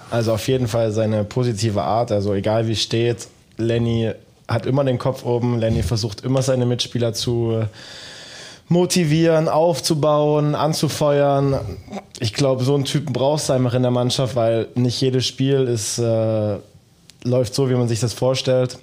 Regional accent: Dresden, Saxony, Germany; now in Dortmund, Germany; ich komme aus dem Osten, aus Dresden.

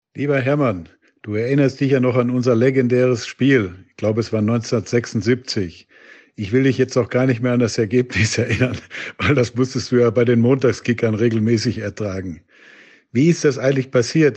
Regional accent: Bochum, North Rhine-Westphalia, Germany; ich komme aus Bochum

